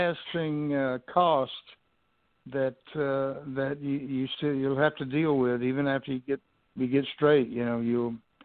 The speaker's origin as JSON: {"language": "English", "town": "Houston", "region": "Texas", "country": "United States", "tie": "born or raised there", "said": "I grew up in Houston, Texas"}